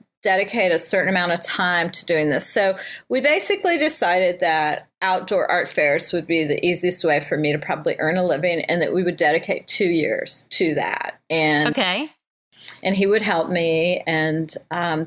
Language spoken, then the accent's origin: English; Cincinnati, Ohio, United States; also born or lived in Northern California; now in St. Louis, United States; my hometown of Cincinnati